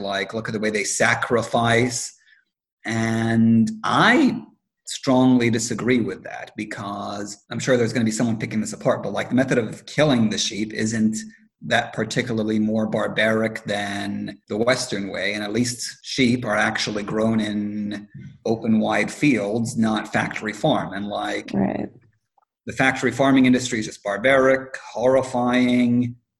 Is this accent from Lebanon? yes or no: yes; Lebanon; One of the downsides of growing up in Lebanon during the summer is that, well, you were mentioning your grandfather.